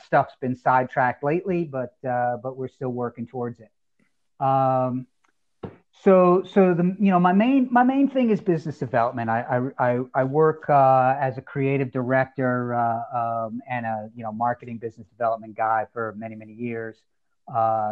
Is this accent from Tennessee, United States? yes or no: no; New Jersey, United States; also born or lived in Southern California; I was in Southern California, formative years here in New Jersey, which I know we got a little simpatico going there, both being from Jersey